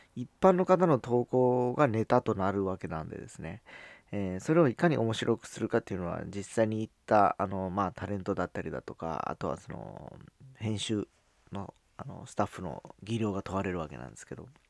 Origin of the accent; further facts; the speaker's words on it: Fukuoka, Japan; 地元福岡